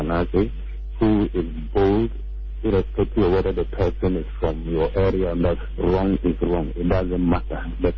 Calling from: Accra, Greater Accra, Ghana; I'm calling from Accra.

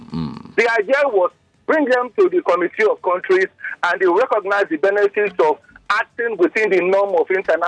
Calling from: Ikeja, Lagos, Nigeria; I'm calling from Ikeja.

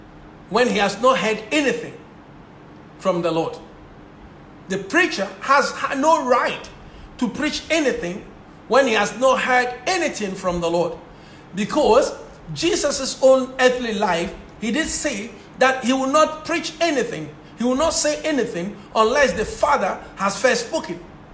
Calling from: Ghana; and I'm speaking from Ghana, so it's an afternoon here.

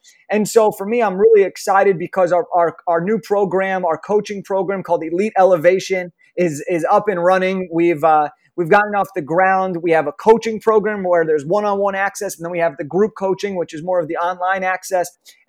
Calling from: Los Angeles, California, United States; I'm calling in from Los Angeles, California, over in the United States.

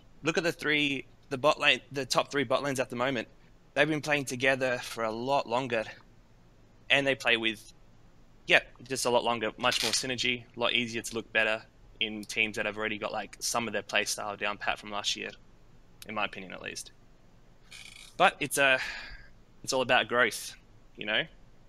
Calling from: Adelaide, South Australia, Australia; I'm calling from Adelaide, Australia.

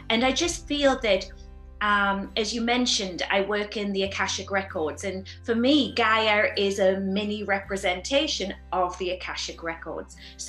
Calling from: Sedona, Arizona, United States; I'm here live from Sedona, Arizona, and the sun is shining

